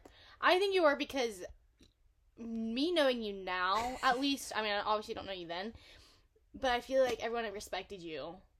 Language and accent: English; Florida, United States; now in Missouri, United States; I'm originally from Florida, and I now reside in Missouri.